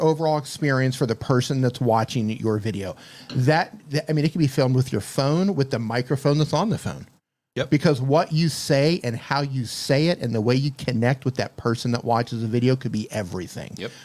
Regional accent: United States; moved away as an adult; also born or lived in Colombia / Mexico; Born and raised in the United States

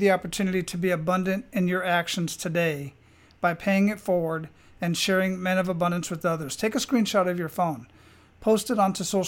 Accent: Arizona, United States; moved away; I was originally born and raised in Arizona

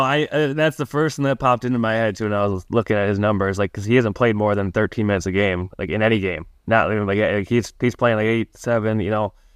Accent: Milwaukee, Wisconsin, United States; I grew up twenty minutes from Marquette's campus

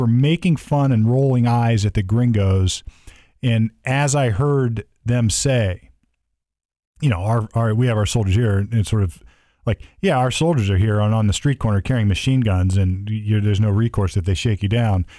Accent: United States; as an American

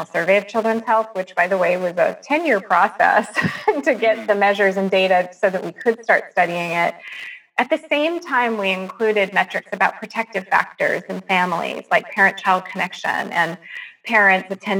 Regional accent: California, United States; I grew up in California in the late 60s and 70s

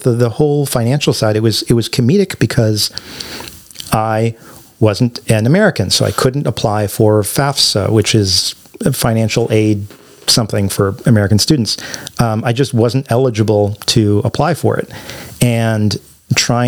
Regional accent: Canada; moved away as an adult; now in United States; as a Canadian

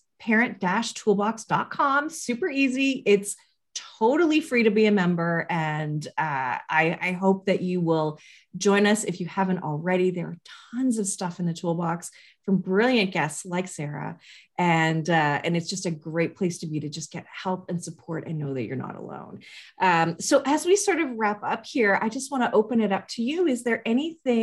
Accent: Canada; being Canadian

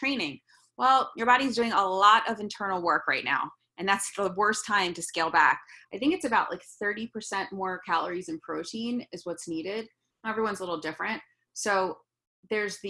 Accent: New York, United States; Being a New Yorker

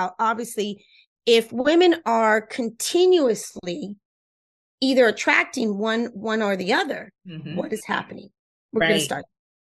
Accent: Cuba; first language Spanish; English is a second language; That's my first language. I'm Cuban.

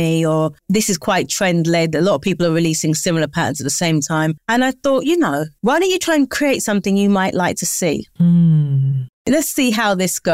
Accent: London, United Kingdom; I live in London. I'm from London. I'm raised in London.

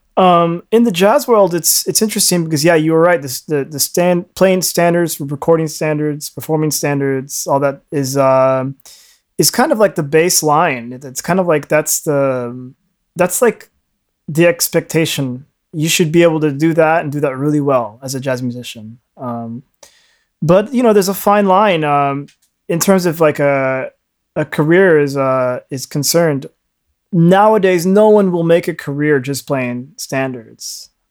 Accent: United States; I was born in the States

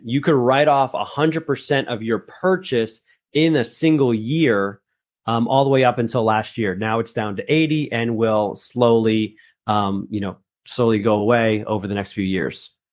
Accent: northern New Jersey, United States; also born or lived in Colombia; I'm actually from Colombia. Uh, that's where I was born, but I was raised in, in, in northern New Jersey.

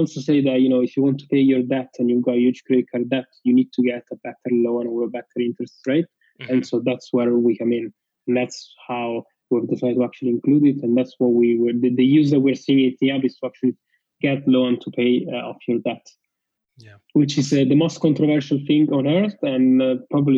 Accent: Rome, Lazio, Italy; moved away; I'm from Rome, Italy, and my parents are in Rome.

